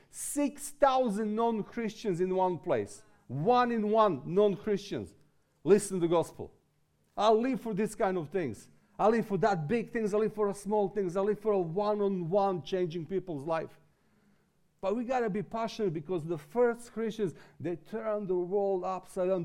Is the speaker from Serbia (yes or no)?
yes; Serbia; also born or lived in England; this is my way to come out from Serbia